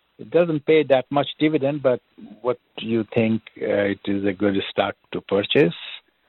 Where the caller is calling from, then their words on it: Chicago, Illinois, United States; I'm calling you from Chicago.